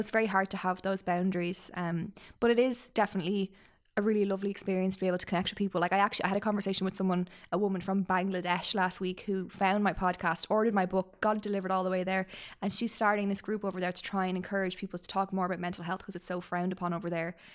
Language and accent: English; Ireland